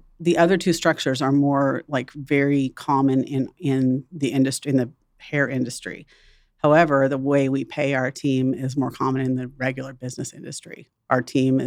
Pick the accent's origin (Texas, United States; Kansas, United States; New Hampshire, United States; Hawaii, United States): Kansas, United States; Wichita; also born or lived in Dallas; I enjoyed my childhood here. And I was born in Kansas City, but I lived here since I was 2 years old